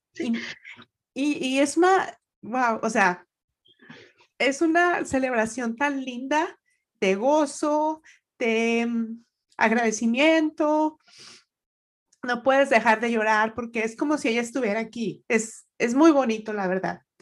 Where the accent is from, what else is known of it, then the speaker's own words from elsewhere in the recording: Monterrey, Nuevo León, Mexico; moved away as an adult; now in Atlanta, United States; yo crecí en, en Monterrey, o sea, nací allá y estuve allá hasta el 94, 95, que es cuando me vengo para Atlanta